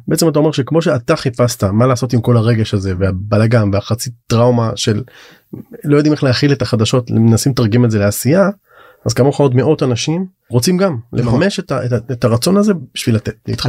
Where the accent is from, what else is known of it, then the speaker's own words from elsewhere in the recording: Israel; הרבה מהציבור החרדי היום, שאנחנו, נולדנו פה